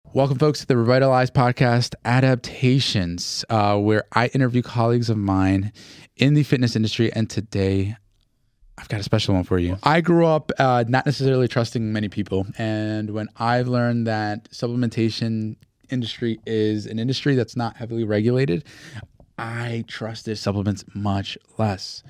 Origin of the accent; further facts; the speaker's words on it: Newark, New Jersey, United States; I grew up in Newark